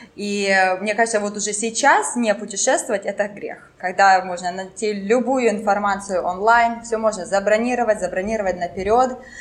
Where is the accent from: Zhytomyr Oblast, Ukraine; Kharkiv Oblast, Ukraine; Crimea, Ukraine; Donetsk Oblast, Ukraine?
Kharkiv Oblast, Ukraine; Kharkiv; first language French; Russian is a second language; moved away as an adult; also born or lived in Finland; я с Харькова, родилась в Харькове и в университет ходила, ну вот, 20, ну, 30 минут от дома